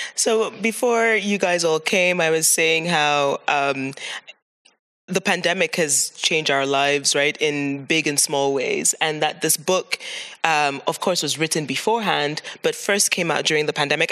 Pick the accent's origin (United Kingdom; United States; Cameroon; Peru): Cameroon; now in Amsterdam, Netherlands; I'm from Cameroon